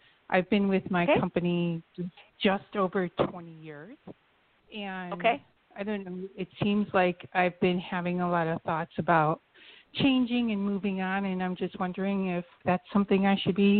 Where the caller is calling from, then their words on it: Chicago, Illinois, United States; I'm calling from Chicago.